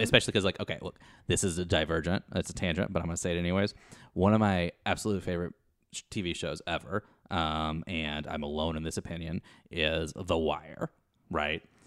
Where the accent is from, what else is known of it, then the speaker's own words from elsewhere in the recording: Kentucky, United States; I'm originally from Kentucky